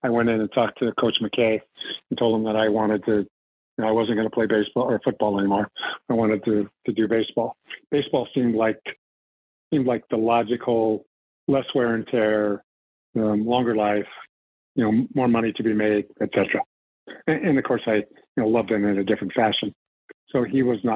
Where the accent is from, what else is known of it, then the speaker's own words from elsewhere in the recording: Compton, California, United States; growing up in Compton and Los Angeles